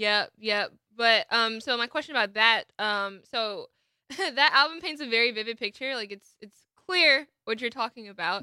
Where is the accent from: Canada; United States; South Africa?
United States; Atlanta, Georgia; I grew up in the Atlanta area